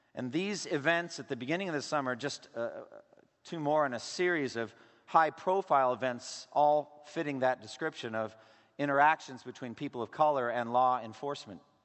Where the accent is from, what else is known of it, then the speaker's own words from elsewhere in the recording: eastern Massachusetts, United States; moved away; also born or lived in Boston; I was born in Boston. I was raised in eastern Massachusetts